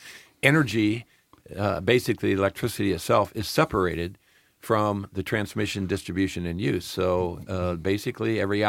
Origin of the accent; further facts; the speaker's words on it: Midwest, United States; I'm from the Midwest. What do I know about oceans?